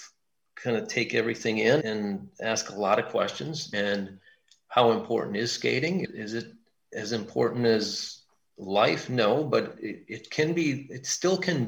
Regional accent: Milwaukee, Wisconsin, United States; we're from Milwaukee.

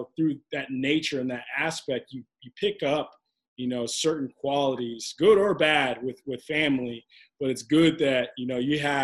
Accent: Kansas City, United States; moved away as an adult; now in New York, United States; I'm from Kansas City, now living in New York

